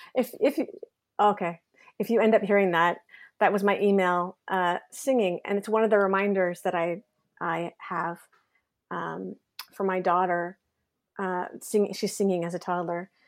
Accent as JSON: {"language": "English", "country": "Canada", "also_born_or_lived": "Kingston / Toronto", "lives_now": "Montreal, Canada", "said": "I'm really proud Canadian"}